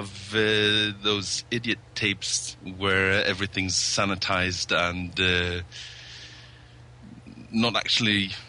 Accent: Norway; Segman, Norway.

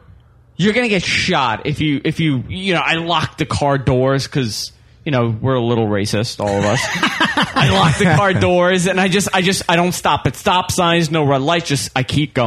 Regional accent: Bayside, New York, United States; I'm such a North Shore snob because I am from the North Shore.

